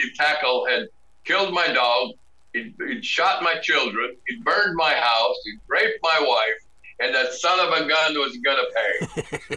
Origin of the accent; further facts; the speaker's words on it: Sandpoint, Idaho, United States; also born or lived in Jordan, Montana; My hometown is 3,000 now. I get in the ring, and the loudspeaker goes, "And now, from Sandpoint, Idaho